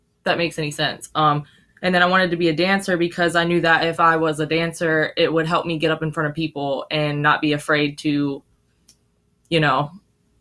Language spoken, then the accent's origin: English; Zephyrhills, Florida, United States; also born or lived in Tampa, Florida; I'm actually from Zephyr Hills.